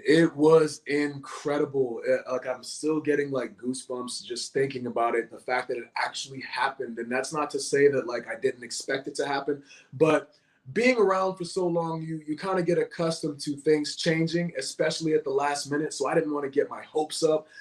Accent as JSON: {"language": "English", "town": "Boston", "region": "Massachusetts", "country": "United States", "tie": "born or raised there", "said": "my hometown, nonetheless, in Boston, in the Bean town"}